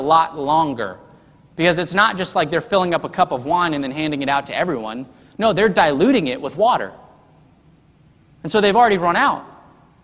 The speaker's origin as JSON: {"language": "English", "region": "the South", "country": "United States", "said": "it's just part of my heart as a Southerner"}